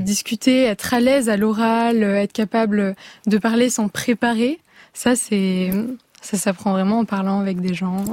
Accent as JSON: {"language": "French", "town": "Paris", "region": "Île-de-France", "country": "France", "said": "je viens de Paris"}